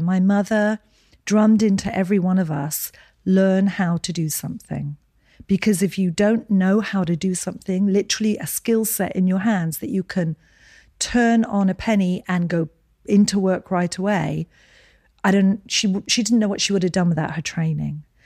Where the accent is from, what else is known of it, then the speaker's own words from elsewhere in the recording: Edinburgh, Scotland, United Kingdom; moved away; So I was born in Edinburgh, Scotland.